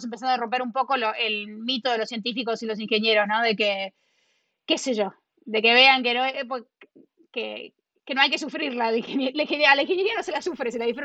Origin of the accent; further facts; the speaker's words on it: Argentina; Eh, y obviamente, como argentina, ¿no? Lo, que siempre quiero ver es como que, qué sé yo, que, que, todos que los argentinos puedan elegir si quedarse o irse, ¿no?